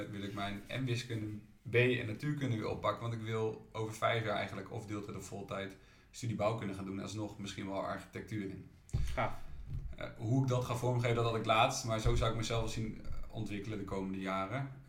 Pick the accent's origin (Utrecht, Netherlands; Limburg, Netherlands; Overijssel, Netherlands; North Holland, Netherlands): Utrecht, Netherlands; ik ben wel echt een Utrechter, dus uh, ook Dot Slash, maar ook de stadstuin en dingen, die doe ik ook wel om de stad mooier te maken.